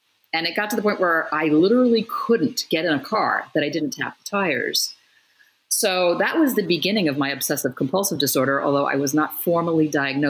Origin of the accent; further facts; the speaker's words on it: Hollywood, Florida, United States; So I grew up in South Florida, in a town called Hollywood.